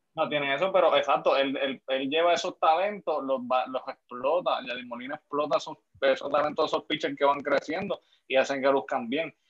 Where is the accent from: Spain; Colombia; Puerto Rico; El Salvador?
Puerto Rico; yo soy de Juanadía